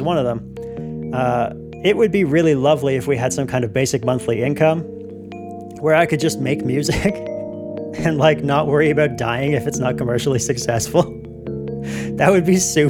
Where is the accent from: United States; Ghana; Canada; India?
Canada; as a Canadian